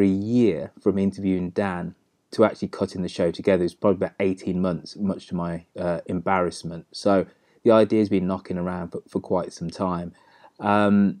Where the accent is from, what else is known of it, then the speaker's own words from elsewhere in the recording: England, United Kingdom; I'm of Jamaican parentage, but I'm very much somebody who's English and British